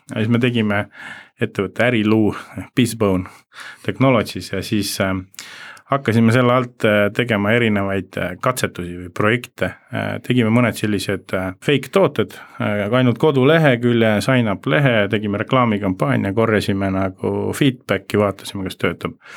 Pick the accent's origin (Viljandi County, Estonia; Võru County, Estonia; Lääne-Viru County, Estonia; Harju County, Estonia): Lääne-Viru County, Estonia; Rakvere; also born or lived in Jõgeva / Tartu; now in Tallinn, Estonia; ma tulen Rakverest Jõgeva kaudu ja Tartu kaudu ja siis Tallinnasse.